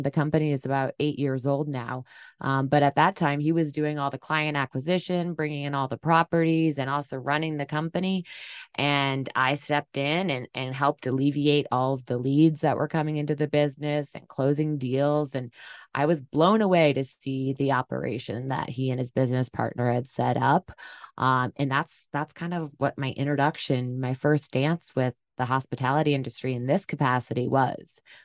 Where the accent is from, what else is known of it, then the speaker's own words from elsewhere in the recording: Durham, New Hampshire, United States; moved away as an adult; also born or lived in San Diego; the farm I grew up on in Durham, New Hampshire, on the seacoast